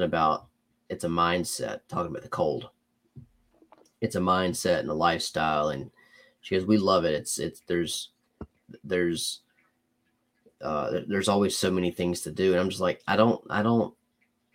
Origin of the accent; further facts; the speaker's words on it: Alabama, United States; also born or lived in Georgia; Born in Georgia, raised in Alabama. I've never lived outside of Alabama or Georgia